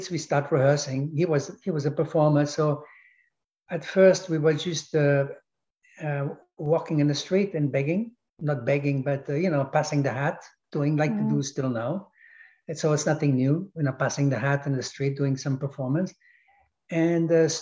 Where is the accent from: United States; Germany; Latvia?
Germany; Königsberg; English is a second language; moved away; also born or lived in Paris, France; I'm born during the war in 1942. In a city called Königsberg, which is Prussia, which now belongs to Russia